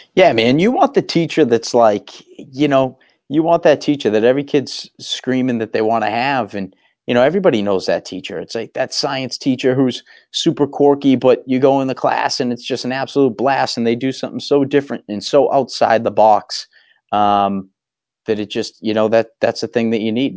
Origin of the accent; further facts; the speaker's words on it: Waltham, Massachusetts, United States; I grew up in Waltham.